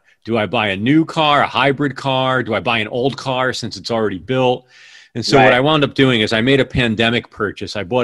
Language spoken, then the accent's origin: English; New Haven, Connecticut, United States; I grew up outside of New Haven, Connecticut